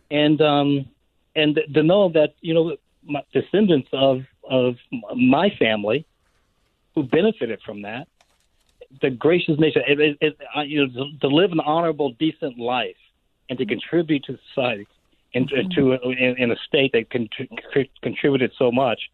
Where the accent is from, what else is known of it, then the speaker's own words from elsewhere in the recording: United States; who we are as Americans